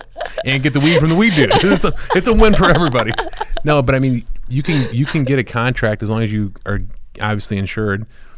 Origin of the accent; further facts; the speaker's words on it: Ohio, United States; moved away; my hometown in Ohio where everybody loves everybody.